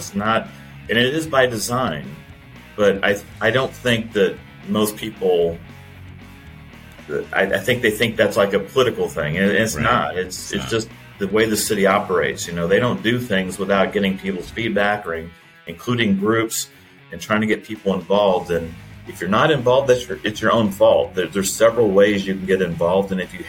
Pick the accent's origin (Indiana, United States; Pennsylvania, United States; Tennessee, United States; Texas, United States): Indiana, United States; Indianapolis; now in Fishers, United States; I grew up in Indianapolis on the south side. So I tell people I moved around the city clockwise. I started in Center Grove at 6 o'clock, and then I moved to the north side in 1994, 95, in that range.